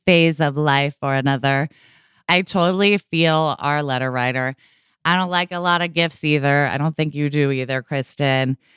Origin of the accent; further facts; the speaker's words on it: Oregon, United States; moved away as an adult; also born or lived in California; I was born and raised in Oregon.